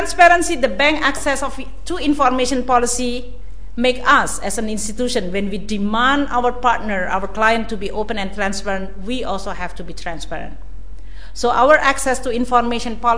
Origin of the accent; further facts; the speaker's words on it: Indonesia; I come from Indonesia